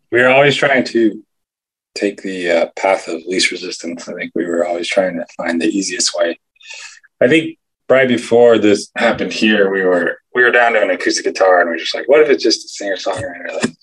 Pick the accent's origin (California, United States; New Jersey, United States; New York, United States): California, United States; we are kind of like California guys